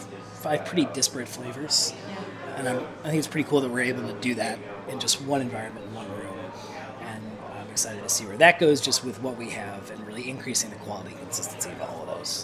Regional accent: near Gary, Northern Indiana, United States; moved away as an adult; also born or lived in Michigan / Nashville; now in Asheville, United States; I'm from Northern Indiana, kind of like Gary, kind of on the other side of the border from Chicago

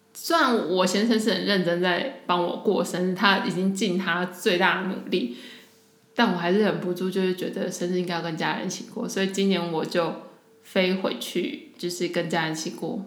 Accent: Taiwan; moved away as an adult; now in Zurich, Switzerland; 我在台湾的家，就是我们的大家庭，其实就是一个很爱过节的家庭

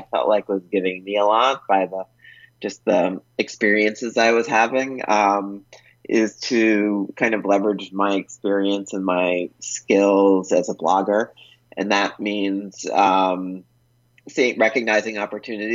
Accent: United States; moved away as an adult; also born or lived in Colombia; an American living as an expat in Colombia

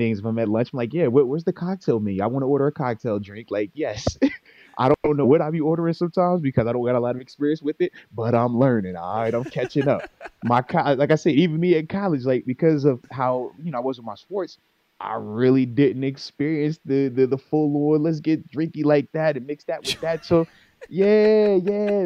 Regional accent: Virginia Beach, Virginia, United States; I'm from the 757. I'm from Virginia Beach

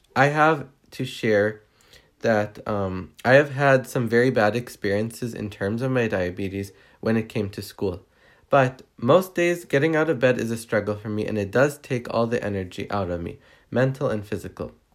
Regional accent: Riverside, California, United States; I'm from Riverside, California

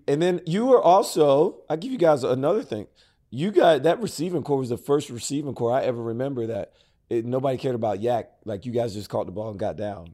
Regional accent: Prattville, Alabama, United States; Growing up in Prattville, Alabama

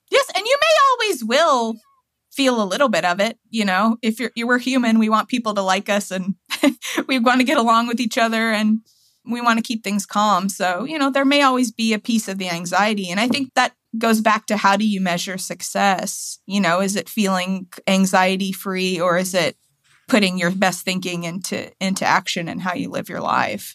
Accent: Tennessee, United States; now in Washington, D.C., United States; I'm from Tennessee, you know, my hometown

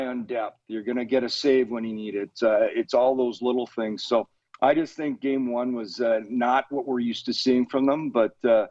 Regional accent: Canada; I'm Canadian

